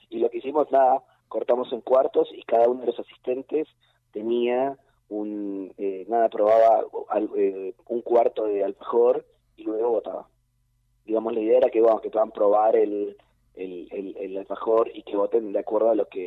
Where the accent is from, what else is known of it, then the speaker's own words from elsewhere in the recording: Campana, Buenos Aires Province, Argentina; Y mira, yo no soy porteña y no soy zona sur, entonces para mí yo no conocía ese alfajor y no